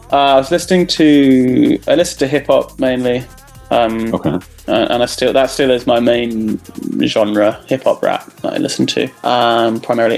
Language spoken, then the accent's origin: English; Cambridge, East of England, United Kingdom; I grew up in Cambridge